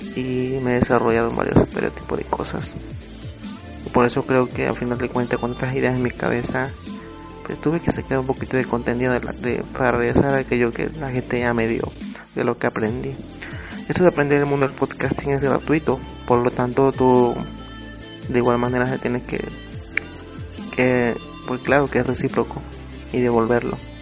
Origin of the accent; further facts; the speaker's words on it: Oaxaca, Mexico; soy de México, soy de Oaxaca